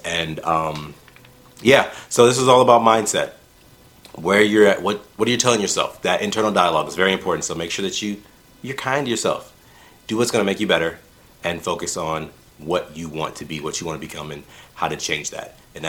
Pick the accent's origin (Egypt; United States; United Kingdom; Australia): United Kingdom; I'm British.